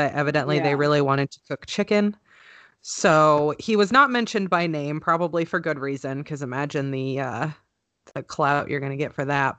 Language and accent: English; Idaho, United States; also born or lived in California; I was born in California, but I grew up in Idaho, and that's where I claim.